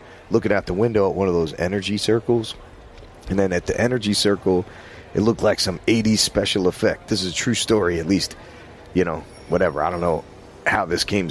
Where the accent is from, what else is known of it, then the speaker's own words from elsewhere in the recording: New Jersey, United States; moved away; also born or lived in New York; I was from New Jersey